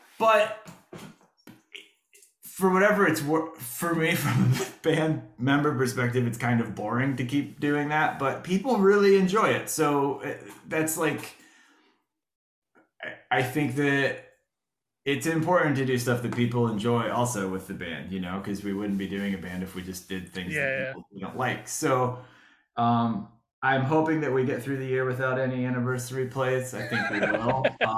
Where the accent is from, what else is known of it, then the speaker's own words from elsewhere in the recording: Florida, United States; growing up in Florida, we didn't have like we didn't have the Marlins, or because I've lived here since